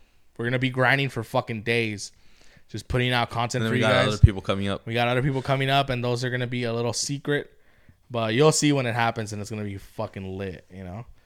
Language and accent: English; Baldwin Park, California, United States; I grew up in Baldwin Park